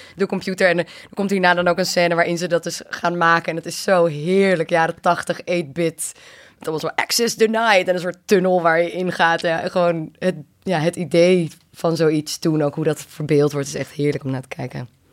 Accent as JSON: {"language": "Dutch", "town": "Amsterdam", "region": "North Holland", "country": "Netherlands", "tie": "born or raised there", "said": "kids in mijn omgeving, die zaten inderdaad op het skatebaantje bij ons op het Prins Eiland in Amsterdam"}